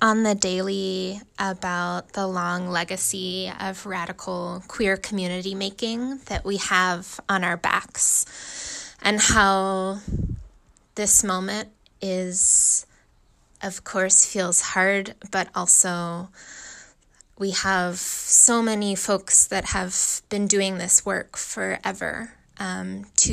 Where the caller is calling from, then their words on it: Oakland, California, United States; I'm calling from Oakland, California